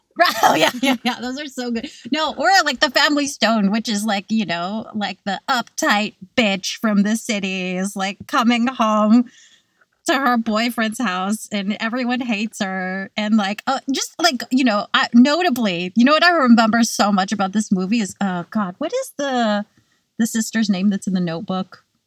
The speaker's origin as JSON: {"language": "English", "region": "California", "country": "United States", "tie": "born or raised there", "moved": "yes", "lives_now": "New York, United States", "said": "I grew up in California"}